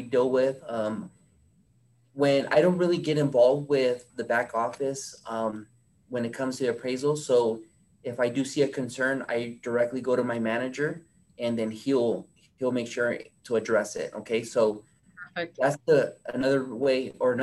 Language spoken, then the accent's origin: English; Fresno, California, United States; moved away as an adult; now in Bay Area, United States; I'm born and raised in Fresno, so I know the market really well